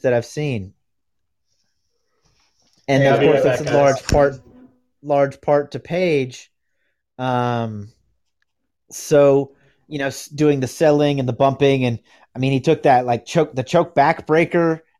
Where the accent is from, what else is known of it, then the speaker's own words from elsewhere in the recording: United States; I'm from America